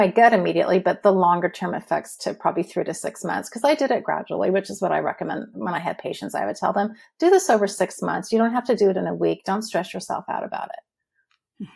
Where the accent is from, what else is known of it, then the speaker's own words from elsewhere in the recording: Huntington Beach, California, United States; moved away as an adult; also born or lived in eastern Washington; now in Washington, United States; I grew up in Huntington Beach, California, and I was living there until 2016 when we moved.